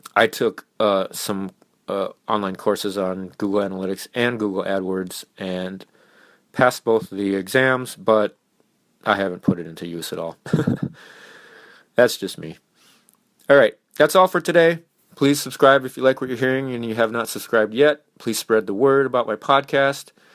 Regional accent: Minnesota, United States; my home state of Minnesota

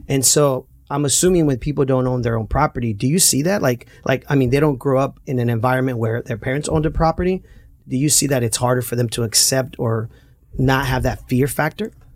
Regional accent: Santa Ana, California, United States; Growing up in Santana, a lot of our friends, you know, ended up at Century High School

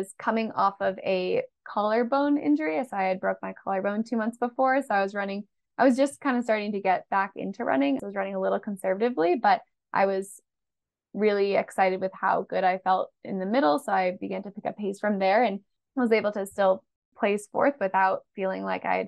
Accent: Boston, Massachusetts, United States; I grew up in Boston

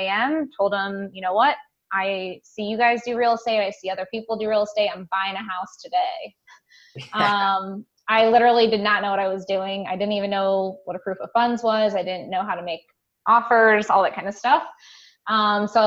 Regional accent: Toledo, Ohio, United States; now in Columbus, United States; I'm actually originally from Northwest Ohio, up in the Toledo, Ohio vicinity

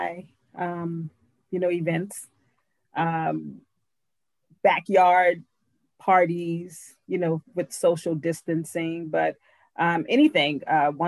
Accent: New Orleans, Louisiana, United States; I'm a Southern girl. I grew up in New Orleans.

